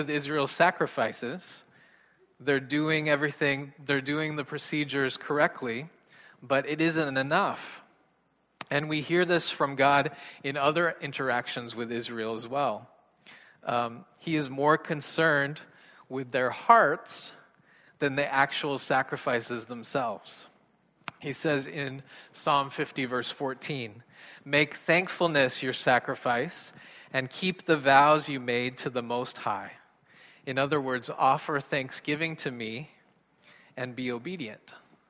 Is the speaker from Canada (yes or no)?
yes; Canada; I'm Canadian